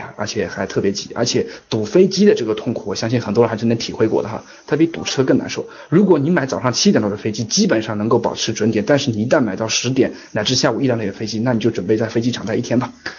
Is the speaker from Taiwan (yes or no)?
no; China; moved away as an adult; now in Shanghai, China; 我老家就在上海周边